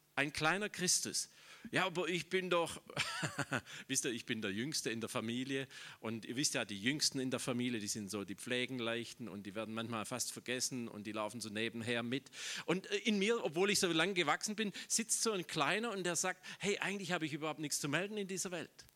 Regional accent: Schorndorf, Baden-Württemberg, Germany; ich komme aus Schorndorf, das ist urschwäbisch, das ist die Daimlerstadt

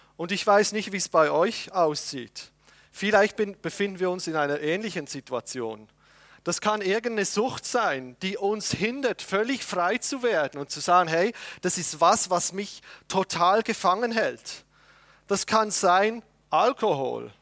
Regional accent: Switzerland; als Patriot, ja, als Schweizer Patriot

